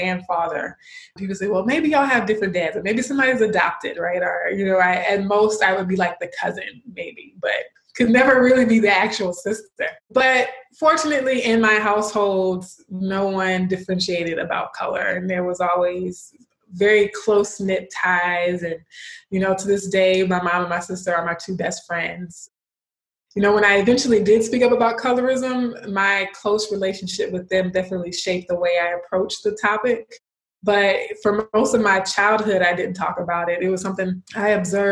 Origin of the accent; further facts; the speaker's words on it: Baton Rouge, Louisiana, United States; also born or lived in Austin, Texas / California; I was born in Austin, Texas, but we moved to Louisiana, where my parents are originally from, when I was 6 months old. So I just say I'm a Louisianian, South Louisiana to be exact, Baton Rouge